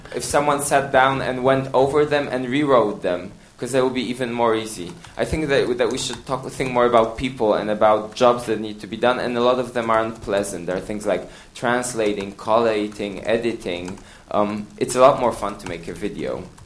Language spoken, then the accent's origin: English; Poland; I'm from Poland